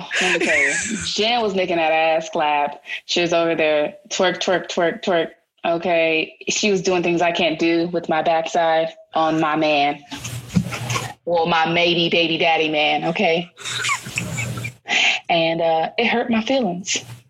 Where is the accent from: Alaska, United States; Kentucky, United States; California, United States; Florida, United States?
California, United States; Los Angeles; I hail from Los Angeles.